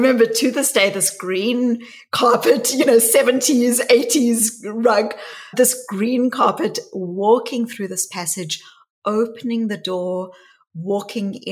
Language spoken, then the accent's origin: English; South Africa; my story really starts growing up in South Africa. And I was a white child growing up in the white suburbs of apartheid South Africa